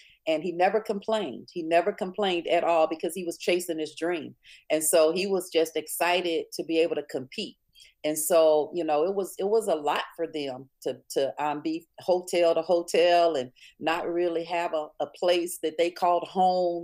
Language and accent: English; Springhill, Louisiana, United States; growing up in Spring Hill, Louisiana